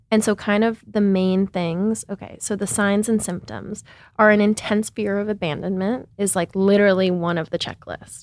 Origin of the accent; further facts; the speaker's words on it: Seattle, Washington, United States; moved away as an adult; also born or lived in New York; I grew up in Seattle, Washington, in a really liberal city